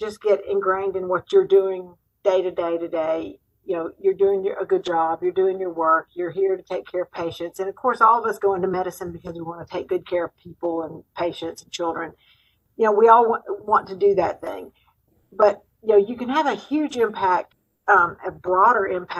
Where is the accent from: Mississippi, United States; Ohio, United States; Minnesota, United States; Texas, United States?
Mississippi, United States; also born or lived in Nashville, Tennessee; I'm from Mississippi. When I moved back to Mississippi from Vanderbilt and Nashville